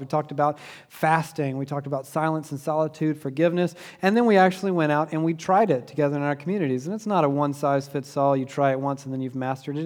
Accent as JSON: {"language": "English", "region": "Southeast Georgia", "country": "United States", "tie": "born or raised there", "said": "when I was a kid growing up in Southeast Georgia"}